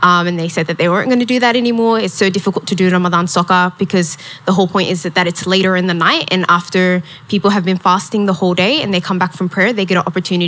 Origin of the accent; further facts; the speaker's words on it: Melbourne, Victoria, Australia; I grew up in Carlton public housing